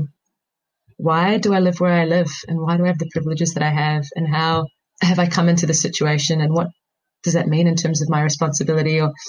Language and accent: English; New Zealand; as an Indian growing up in New Zealand